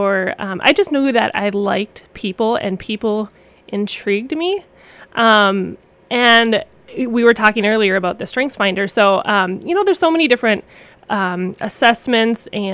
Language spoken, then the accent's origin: English; Cloquet, Minnesota, United States; moved away as an adult; now in Bemidji, United States; I grew up in Cloquet near the Duluth area, and I've been in Bemidji since college